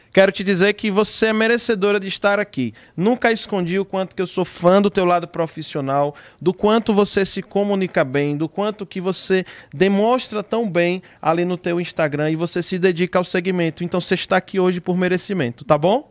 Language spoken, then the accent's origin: Portuguese; Northeast Brazil, Brazil; assim como eu, você também é uma nordestina